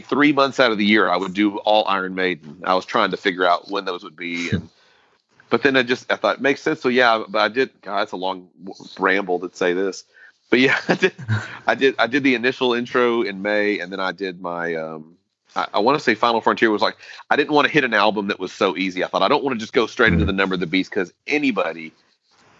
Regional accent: United States; as an American

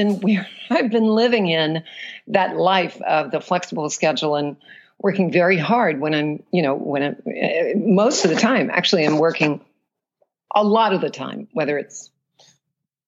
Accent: New Orleans, Louisiana, United States; moved away as an adult; also born or lived in Alabama / New York / Europe; So I was born and raised in New Orleans. And let's see, I was there until I was 17.

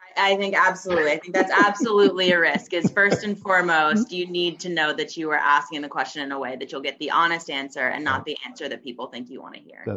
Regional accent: Atlanta, Georgia, United States; moved away as an adult; also born or lived in Princeton, New Jersey / New York; I'm originally from Atlanta, Georgia

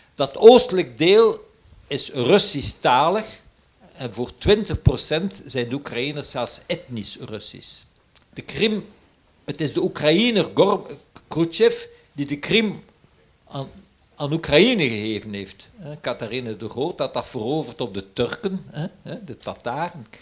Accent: Flanders, Belgium; Als Vlaming, en ik ben toevallig een tweetalige

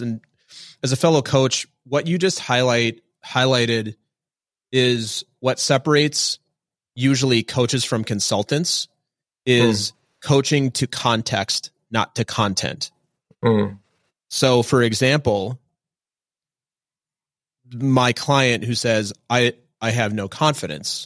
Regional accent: Minnesota, United States; I'm from Minnesota.

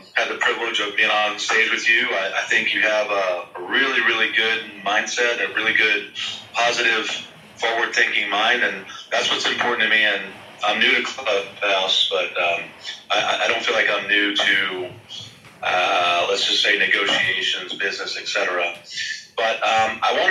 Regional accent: United States; I'm from America

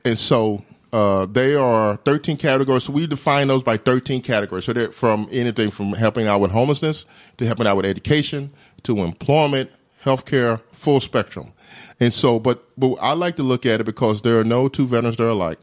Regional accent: Mississippi, United States; moved away as an adult; also born or lived in Massachusetts; now in Rhode Island, United States; I'm from Mississippi, so I kinda knew the South

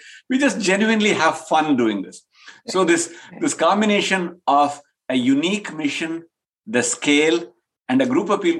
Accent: India; now in United States; We grew up in India, in remote rural India.

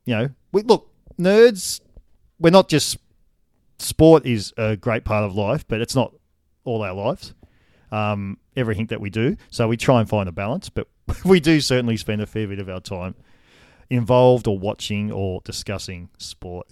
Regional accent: Wagga Wagga, New South Wales, Australia; I grew up in Wagga Wagga, city of good sports

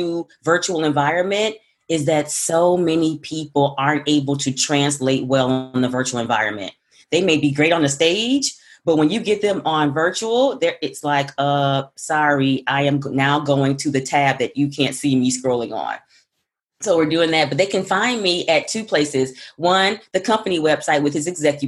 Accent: the South, United States; accent: Southern; I'm a Southerner

